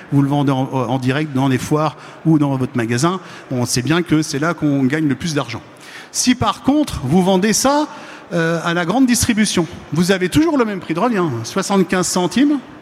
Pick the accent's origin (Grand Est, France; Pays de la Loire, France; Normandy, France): Grand Est, France; Lorraine; je ne suis pas Normand, je suis Lorrain